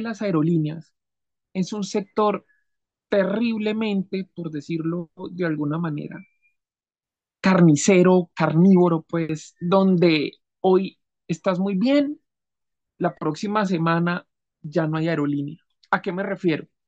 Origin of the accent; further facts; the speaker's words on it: Colombia; yo soy colombiano, mi país